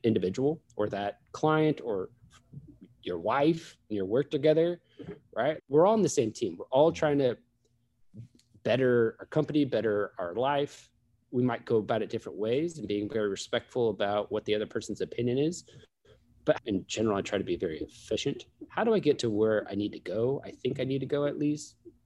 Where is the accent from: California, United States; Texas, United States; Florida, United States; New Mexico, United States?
California, United States; Sacramento; I grew up in Sacramento